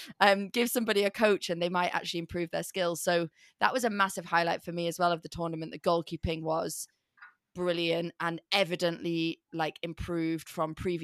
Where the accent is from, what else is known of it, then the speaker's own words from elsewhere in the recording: England, United Kingdom; I'm English